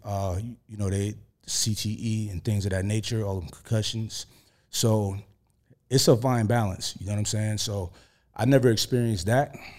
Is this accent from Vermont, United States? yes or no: no; New York, United States; I'm from New York